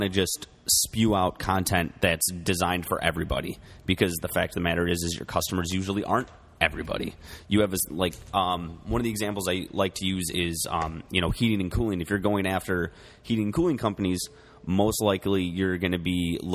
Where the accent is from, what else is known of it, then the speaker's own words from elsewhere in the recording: United States; We're American